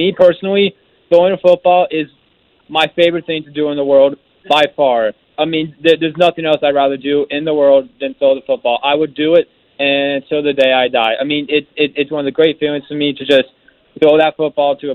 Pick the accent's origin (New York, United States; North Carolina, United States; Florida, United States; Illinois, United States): Florida, United States; Winter Park; I was born and raised in Winter Park